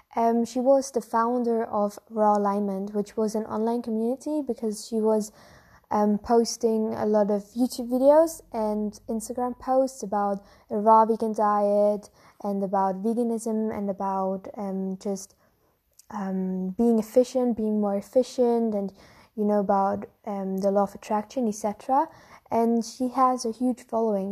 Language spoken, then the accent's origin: English; Germany; I'm from Germany, so our food culture is mainly on meat and bread